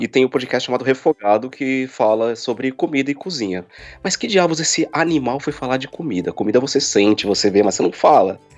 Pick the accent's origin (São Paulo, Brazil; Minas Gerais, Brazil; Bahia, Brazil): São Paulo, Brazil; moved away as an adult; now in Chile; Eu nasci em São Paulo, capital mesmo. Vivi até os seis anos na, no bairro da Barra Funda. E depois eu fui me esconder no Tremembé